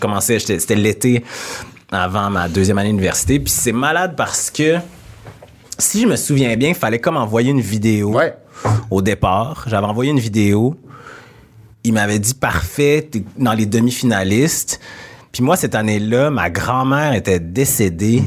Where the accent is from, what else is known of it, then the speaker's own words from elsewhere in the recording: Quebec City, Quebec, Canada; accent: Québécois; also born or lived in Senegal / Jonquière; Je viens de Québec. Je suis entouré de personnes blanches. Euh, la majorité de mes amis sont blancs. J'ai grandi dans cet environnement-là.